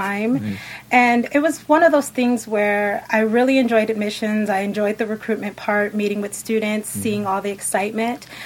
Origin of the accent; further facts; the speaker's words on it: San Diego, California, United States; also born or lived in Riverside, California; I grew up in San Diego. I did the first part of my life there